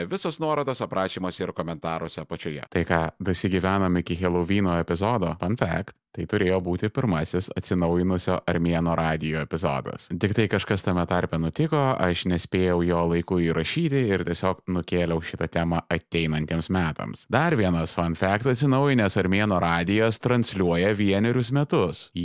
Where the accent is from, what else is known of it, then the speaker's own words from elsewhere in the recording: Vilnius County, Lithuania; mes, žirmūnų mužikai